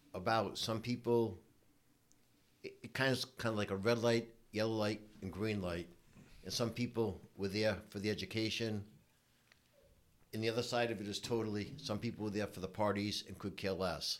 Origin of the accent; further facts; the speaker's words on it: Providence, Rhode Island, United States; I grew up in Providence, Rhode Island